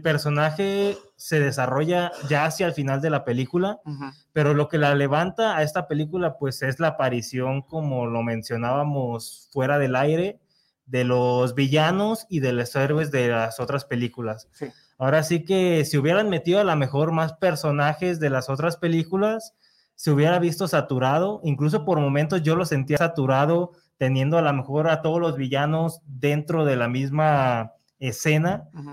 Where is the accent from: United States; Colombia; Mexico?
Mexico